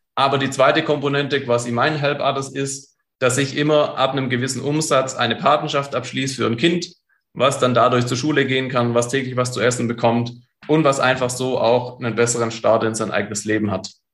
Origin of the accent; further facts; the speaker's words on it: Stuttgart, Baden-Württemberg, Germany; einen guten Stuttgarter